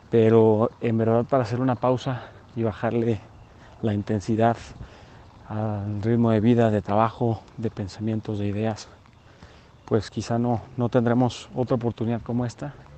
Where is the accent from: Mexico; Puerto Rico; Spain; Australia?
Mexico; nosotros como mexicanos